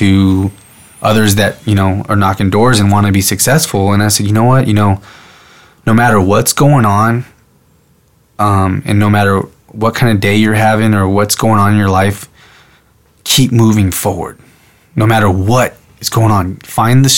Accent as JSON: {"language": "English", "town": "San Antonio", "region": "Texas", "country": "United States", "tie": "born or raised there", "also_born_or_lived": "Vancouver, Washington", "moved": "as an adult", "said": "I'm in Vancouver, Washington, my hometown, San Antonio, Texas"}